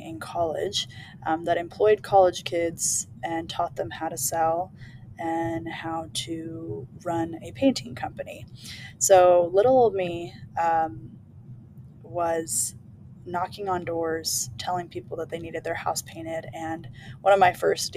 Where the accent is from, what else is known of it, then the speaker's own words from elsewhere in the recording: California, United States; I was born and raised in California